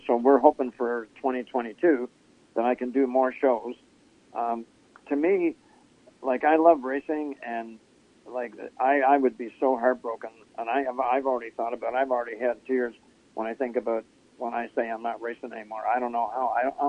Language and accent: English; Ontario, Canada; moved away; But when I came here from Ontario, we would run twin 35 late model features.